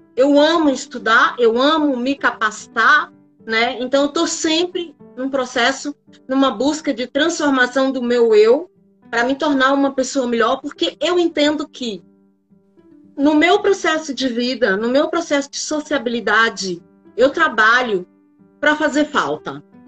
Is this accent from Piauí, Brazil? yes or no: yes; Piripiri, Piauí, Brazil; moved away as an adult; now in São Paulo, Brazil; eu nasci numa cidade do interior do Piauí, chamada Piripiri